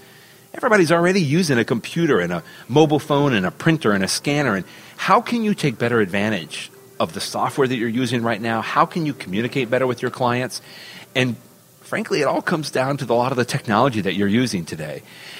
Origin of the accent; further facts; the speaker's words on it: Cleveland, Ohio, United States; I'm actually from Cleveland, Ohio now, because I have to clarify that, of course, my Cleveland friends would not be happy with that.